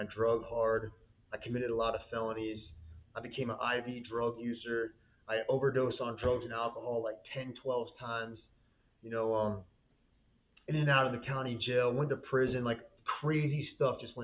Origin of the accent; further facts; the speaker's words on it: Florida, United States; I was born and raised in Florida